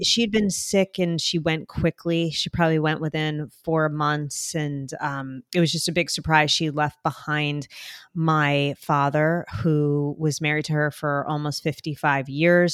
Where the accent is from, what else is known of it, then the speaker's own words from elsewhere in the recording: New Jersey, United States; accent: Jersey; my Jersey accent.